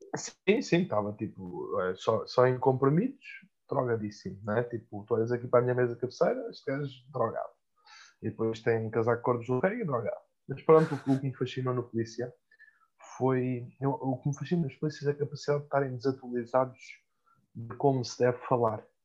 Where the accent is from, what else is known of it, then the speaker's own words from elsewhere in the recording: Mafra, Lisbon, Portugal; minha terra, que é Mafra